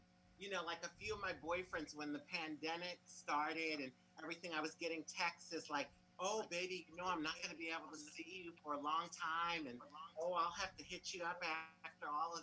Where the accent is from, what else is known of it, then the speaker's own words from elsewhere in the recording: Philadelphia, Pennsylvania, United States; now in South Florida, United States; I'm originally from Philly, though. I grew up in Philly.